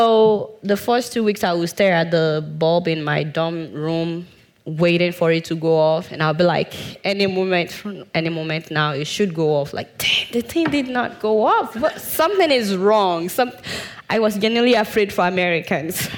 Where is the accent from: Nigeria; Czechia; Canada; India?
Nigeria; I'm a Nigerian